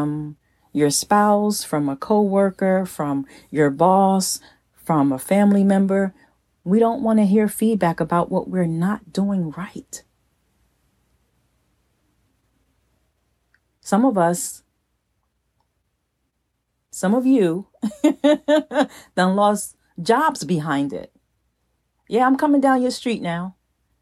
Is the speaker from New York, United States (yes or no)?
no; New Jersey, United States; moved away; my hometown in New Jersey